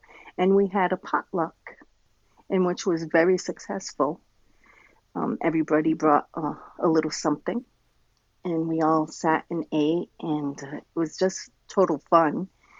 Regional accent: Rhode Island, United States; now in Trois-Rivières, Canada; I grew up in, I was born in Rhode Island, and I grew up half there and here. We kept moving back and forth.

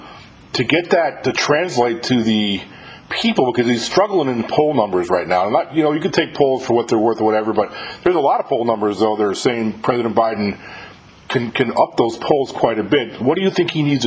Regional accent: New York, United States; moved away; I'm from New York too.

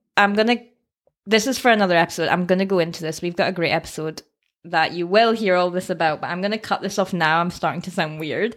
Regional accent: Scottish Borders, near Berwick-upon-Tweed, Scotland, United Kingdom; accent: Scottish; I am from Scotland. Can you tell by the accent? Originally from the Scottish borders, a little town near, uh, Berwick.

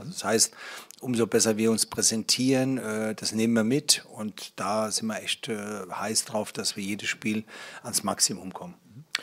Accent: Hesse, Germany; now in Berlin, Germany; ich bin bin ja gebürtiger Hesse und vielleicht liegt es daran, dass ich ganz in der Nähe aufgewachsen bin

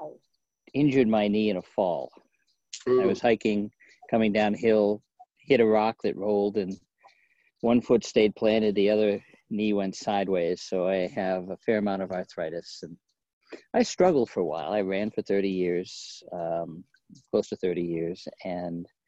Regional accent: Maine, United States; now in Portland, United States; I grew up in Maine

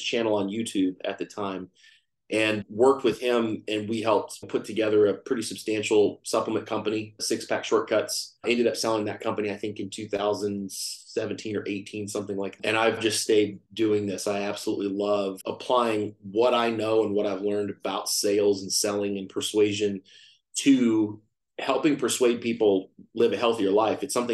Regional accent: Fort Worth, Texas, United States; now in Austin, United States; I'm from Texas. I live in Austin, Texas. I grew up in Fort Worth, Texas

